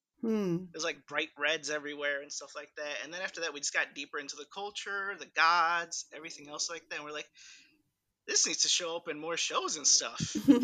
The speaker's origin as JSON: {"language": "English", "region": "Illinois", "country": "United States", "tie": "born or raised there", "second_language": "English", "said": "I grew up in Illinois pretty much the entirety of my life."}